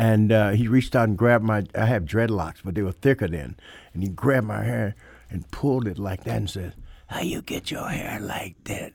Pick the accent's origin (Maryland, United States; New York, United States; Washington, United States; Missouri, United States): Missouri, United States; St. Louis; he had grown up like I did in Saint Louis